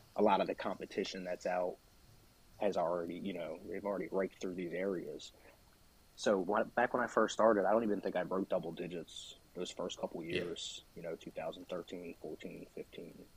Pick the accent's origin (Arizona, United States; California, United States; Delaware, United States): Delaware, United States; I'm from Delaware. Uh, born here, grew up here my whole life.